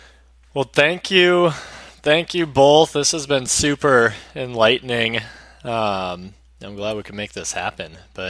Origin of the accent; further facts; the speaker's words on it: Oregon, United States; I'm from Oregon, but my dad's from Jersey, and I got a lot of extended family there.